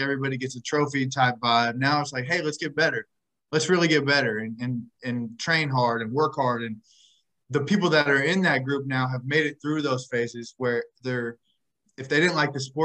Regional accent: Indiana, United States; I'm from Indiana, grew up Pacers fan

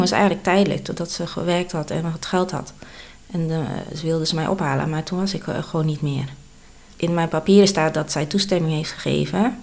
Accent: Sliedrecht, South Holland, Netherlands; also born or lived in Bogor, Indonesia; Ik ben geboren in Indonesië, in Bogor. En toen ik 2,5 jaar was, ben ik geadopteerd naar Nederland. En ik ben opgegroeid in Sliedrecht.

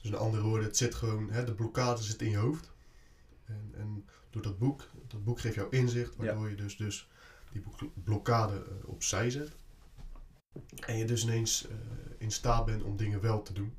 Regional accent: Barendrecht, South Holland, Netherlands; Ik kom uit de Barendrecht, dat ligt net onder Rotterdam.

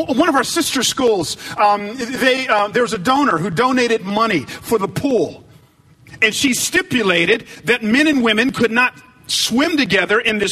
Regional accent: the Bible Belt, the South, United States; I grew up in the Bible Belt. I grew up down south

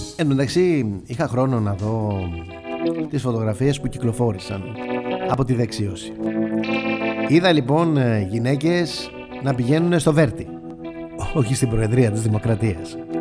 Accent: Greece; είμαστε Έλληνες.

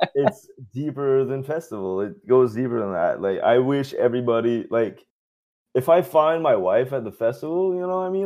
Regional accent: Dieppe, New Brunswick, Canada; accent: Chiac; also born or lived in Moncton, New Brunswick; my hometown, Dieppe, New Brunswick

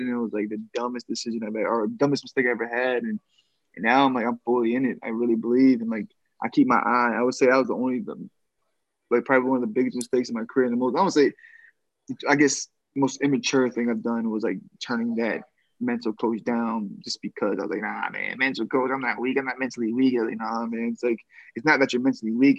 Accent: Boston, Massachusetts, United States; my hometown in Boston

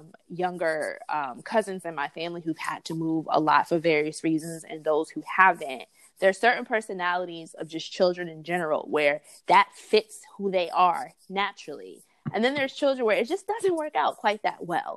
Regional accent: New York City, New York, United States; also born or lived in Memphis, Tennessee / Chicago, Illinois / Harlem, New York; So from fourth grade to graduating from high school, it was back and forth between Brooklyn and Harlem, New York.

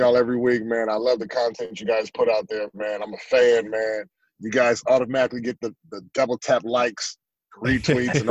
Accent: California, United States; growing up in California

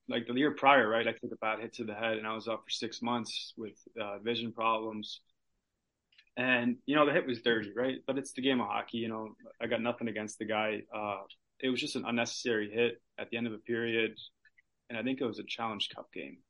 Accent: Chicago, Illinois, United States; I'm also from Chicago, which is like a three hour drive from Iowa City

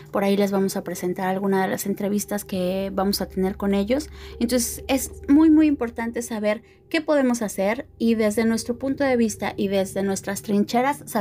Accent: Mexico; que eso es un caso muy importante como mexicanos porque finalmente eso es algo que nos compete a todos

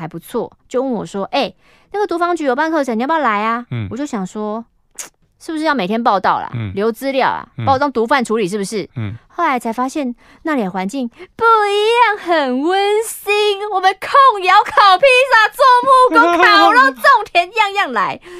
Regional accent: Kaohsiung, Taiwan; also born or lived in Taichung; 因为西尊哈在台中读书，我是高雄人，每个礼拜来回来回来回，精神不好

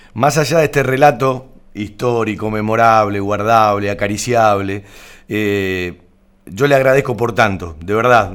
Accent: Banfield, Buenos Aires Province, Argentina; los que nacimos en Banfield, eh, somos de Banfield de toda la vida

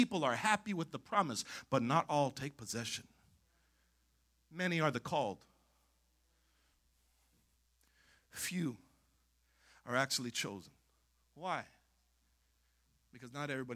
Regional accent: Coachella, California, United States; I grew up on Avenue 50 in Coachella, and we would walk to Coachella after school.

